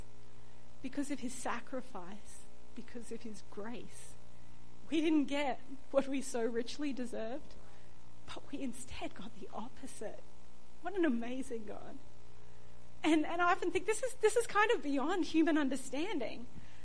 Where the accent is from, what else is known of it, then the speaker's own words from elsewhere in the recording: Australia; I was born in Australia to Australian parents